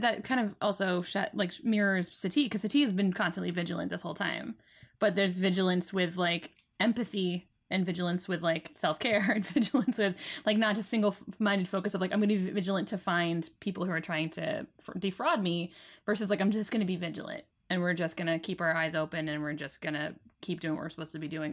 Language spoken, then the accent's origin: English; England, United Kingdom; I'm very English